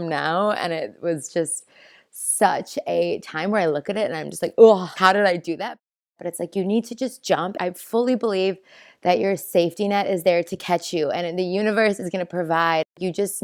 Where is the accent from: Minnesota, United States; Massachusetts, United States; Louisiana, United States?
Minnesota, United States; moved away as an adult; also born or lived in Chicago; now in New Zealand; I am from Minnesota originally, where I was born and raised.